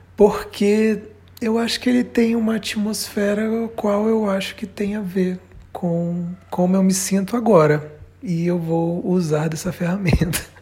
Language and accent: Portuguese; Belém, Pará, Brazil; Eu nasci em Belém.